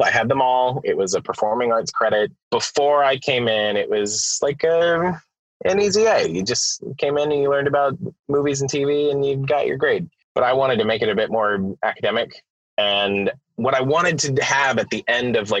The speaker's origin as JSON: {"language": "English", "region": "Florida", "country": "United States", "said": "I'm from Florida. I was a teacher. I was a high school teacher in Florida"}